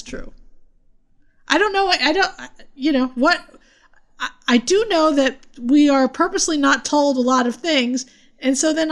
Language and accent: English; United States; we're from Jersey and New York